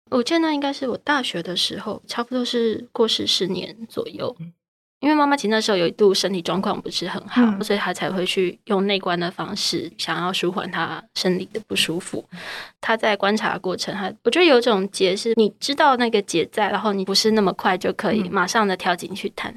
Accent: Taiwan; 作为台湾人我怎么看他

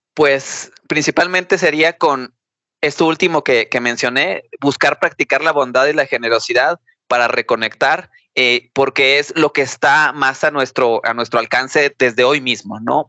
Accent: Mexico; nosotros como mexicanos

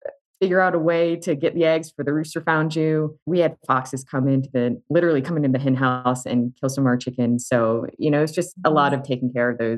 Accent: Charlottesville, Virginia, United States; I grew up in Charlottesville, Virginia.

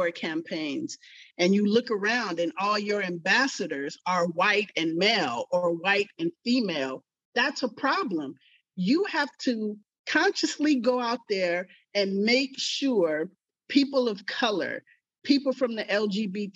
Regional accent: Richmond, California, United States; I grew up in Richmond, California

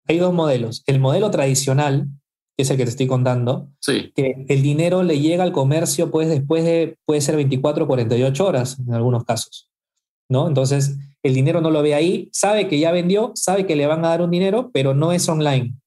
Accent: Peru; estoy en Perú, soy peruano y vivo acá en Lima

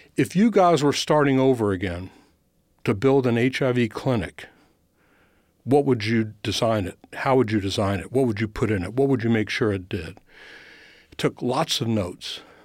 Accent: Louisville, Kentucky, United States; moved away as an adult; going back to Louisville, my hometown

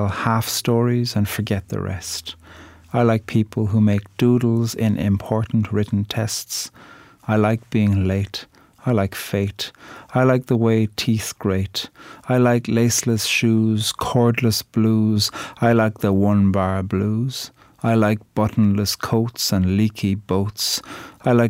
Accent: Ireland; I'm a poet from Ireland

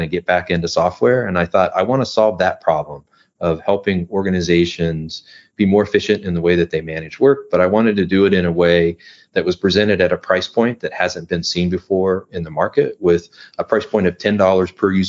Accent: Midwest, United States; now in Southern California, United States; I'm originally from the Midwest. I now live in Southern California.

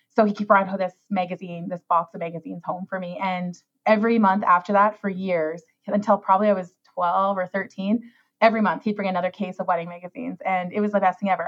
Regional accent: Saskatchewan, Canada; moved away as an adult; also born or lived in Toronto; I left Saskatchewan and I went to Toronto

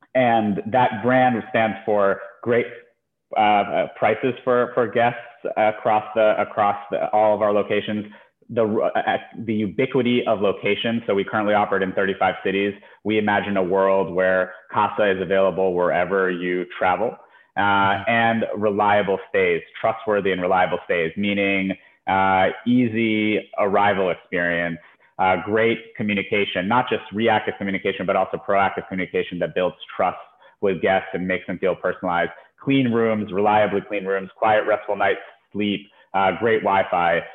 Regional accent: United States; also born or lived in Ukraine; we moved to the U.S. when I was a little under two years old

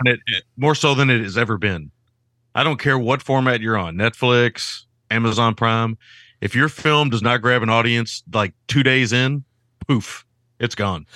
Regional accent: Kentucky, United States; I grew up in Kentucky

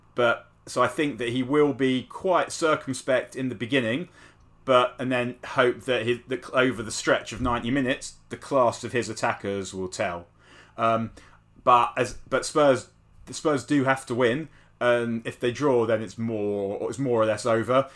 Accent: London, United Kingdom; I grew up in North London

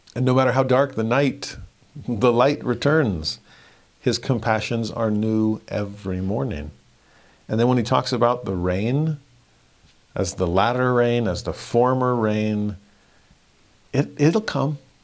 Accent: Southern California, United States; growing up in Southern California

